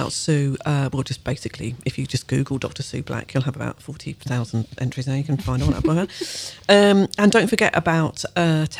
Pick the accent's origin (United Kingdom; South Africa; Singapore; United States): United Kingdom; we're British